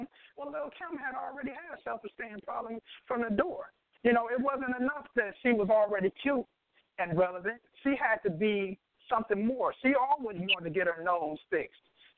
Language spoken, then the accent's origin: English; Detroit, Michigan, United States; now in New York, United States; I'm calling representing the 313, but I'm calling from New York right now.